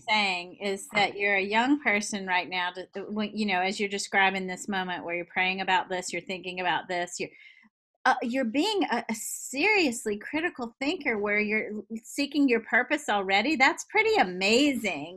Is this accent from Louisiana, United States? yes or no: yes; Baton Rouge, Louisiana, United States; moved away as an adult; also born or lived in New Orleans / Boston; I was actually born in New Orleans, raised in Baton Rouge, lived there okay. until I, was, I guess about 19, and then moved off to Boston and lots of other places after